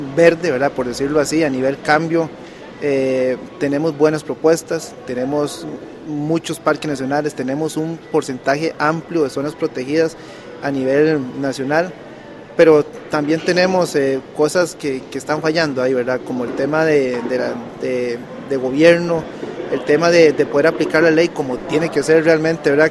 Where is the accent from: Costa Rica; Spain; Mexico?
Costa Rica; las iniciativas que tenemos como país son, son buenas